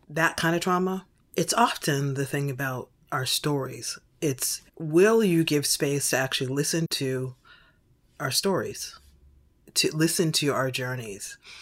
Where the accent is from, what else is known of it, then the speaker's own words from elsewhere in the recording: Boston, Massachusetts, United States; moved away; I was born in Boston, raised in Boston, and thought I'd never leave Boston